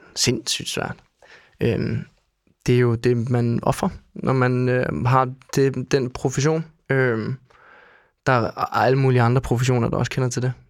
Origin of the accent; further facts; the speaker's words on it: Denmark; jeg er dansker